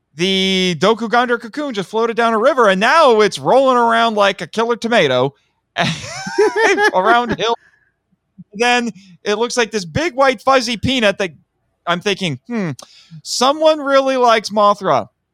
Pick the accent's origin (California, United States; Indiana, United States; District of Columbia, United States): Indiana, United States; I'm from Indiana